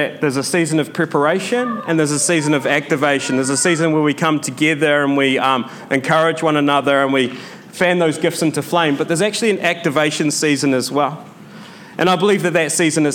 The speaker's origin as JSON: {"language": "English", "country": "New Zealand", "said": "I'm from New Zealand"}